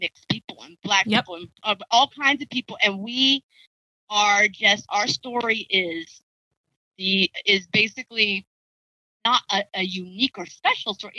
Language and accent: English; Oakland, California, United States; I grew up in Oakland